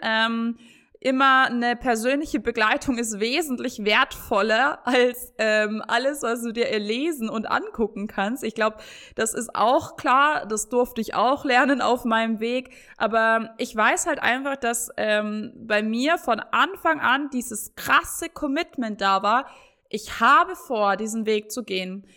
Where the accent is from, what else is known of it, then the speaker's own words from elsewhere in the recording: Bavaria, Germany; ich komme aus Bayern